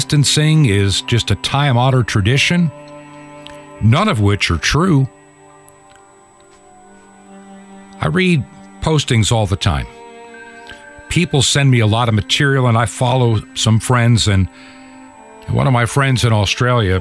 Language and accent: English; New York, United States; moved away as an adult; I was born in New York. Lived there for the first 18 years of my life.